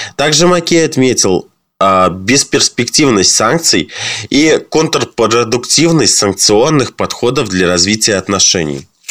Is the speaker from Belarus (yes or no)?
yes; Belarus